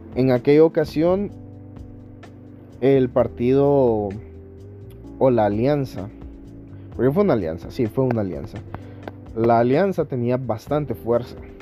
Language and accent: Spanish; Honduras; todo el pueblo hondureño